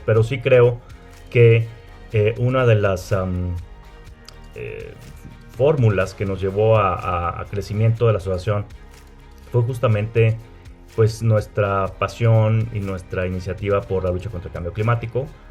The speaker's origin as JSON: {"language": "Spanish", "town": "Monterrey", "region": "Nuevo León", "country": "Mexico", "said": "soy de un estado del norte de la República Mexicana, que es eh, Nuevo León, soy de Monterrey."}